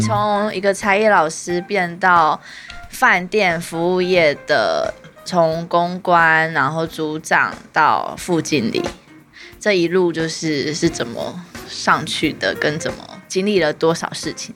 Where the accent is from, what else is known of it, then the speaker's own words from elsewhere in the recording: Taiwan; moved away as an adult; 我们台湾人过去其实是外籍劳工